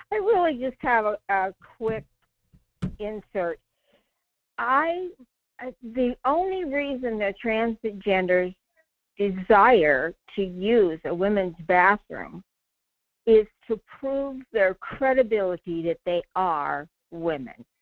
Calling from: Soldotna, Alaska, United States; from Soldotna

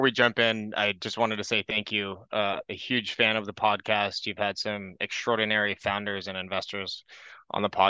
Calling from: California, United States; I'm calling in from the San Francisco Bay Area.

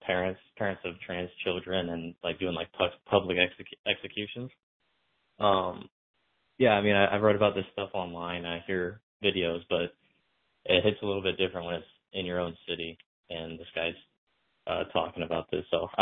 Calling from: Spokane, Washington, United States; I'm from Spokane

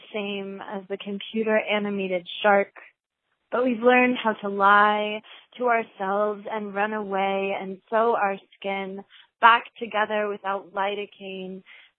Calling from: Baltimore, Maryland, United States; I'm calling from Baltimore, Maryland

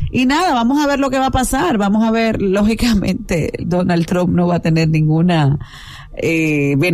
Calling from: Santo Domingo, Distrito Nacional, Dominican Republic; No, llamo de aquí, de Santo Domingo.

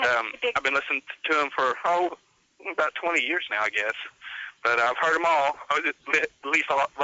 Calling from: Winslow, Arkansas, United States; Winslow, Arkansas. And that was about 90 miles north of Pine Ridge, Arkansas.

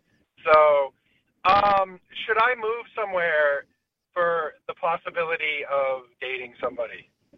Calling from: California, United States

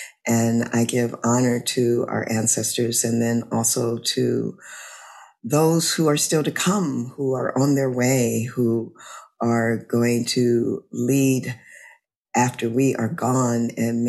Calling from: Louisiana, United States; I'm calling in from Louisiana.

